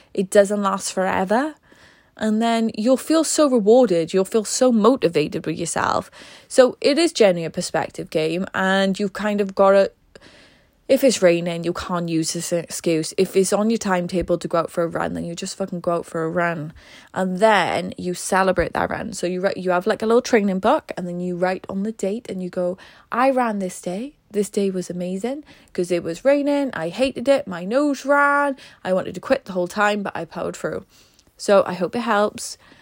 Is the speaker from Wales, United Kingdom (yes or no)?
yes; Wales, United Kingdom; I am Welsh, and in Wales, it rains a lot